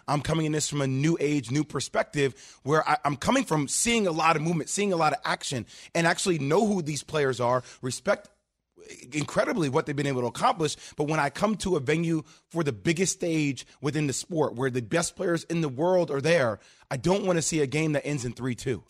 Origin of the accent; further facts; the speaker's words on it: New York, United States; I'm a New Yorker